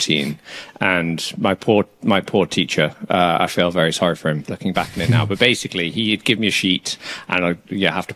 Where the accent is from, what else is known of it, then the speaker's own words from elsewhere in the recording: Dudley, West Midlands, United Kingdom; accent: Birmingham; I'm from Dudley